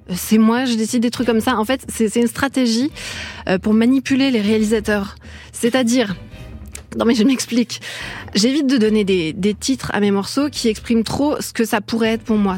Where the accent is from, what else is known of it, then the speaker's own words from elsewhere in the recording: Brittany, France; now in Paris, France; je suis bretonne